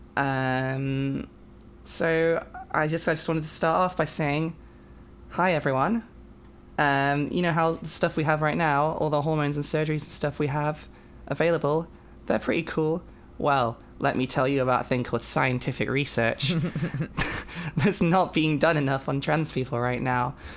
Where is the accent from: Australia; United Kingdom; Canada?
United Kingdom; I am a British trans woman